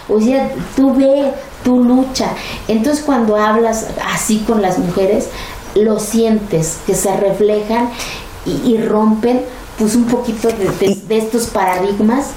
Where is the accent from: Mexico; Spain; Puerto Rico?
Mexico; soy tan mexicana como cualquier otro